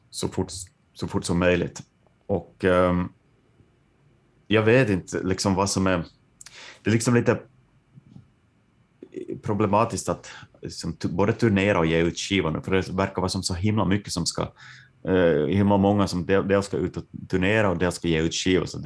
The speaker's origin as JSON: {"language": "Swedish", "region": "Ostrobothnia", "country": "Finland", "said": "och att vi är från Österbotten, liksom, att tankarna går till eh, någon slags sådär avbefolkad glesbygd"}